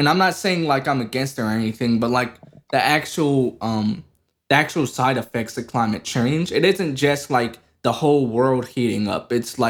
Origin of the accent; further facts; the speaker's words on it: United States; You can't fault me for being American.